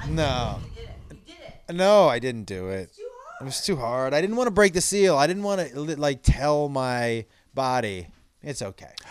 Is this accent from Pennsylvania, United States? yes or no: no; Western Massachusetts, United States; I grew up in Western Mass